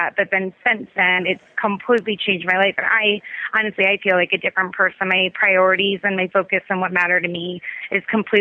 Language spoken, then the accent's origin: English; Tampa, Florida, United States; I was born in Tampa, and I went to private Catholic school all my life. I went to the Academy of the Holy Names from kindergarten to 12th grade.